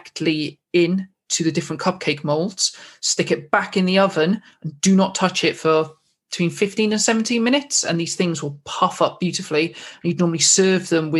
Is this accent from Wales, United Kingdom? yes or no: yes; Wales, United Kingdom; I'm Welsh